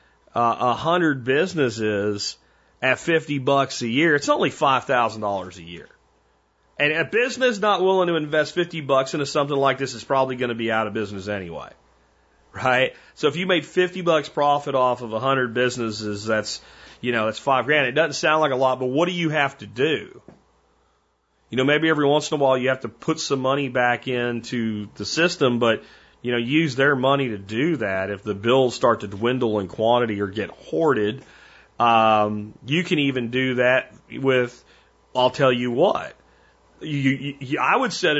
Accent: Minersville, Pennsylvania, United States; moved away; also born or lived in Azle, Texas; I grew up in Minersville, Pottsville area, Pennsylvania

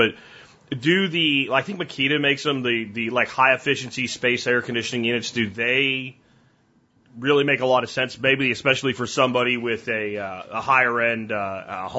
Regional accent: Florida, United States; moved away; also born or lived in Pennsylvania; I grew up in Florida

